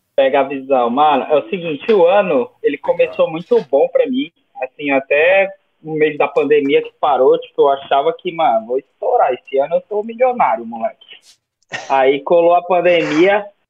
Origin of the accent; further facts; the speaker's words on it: Northeast Region, Brazil; moved away; eu sou do Nordeste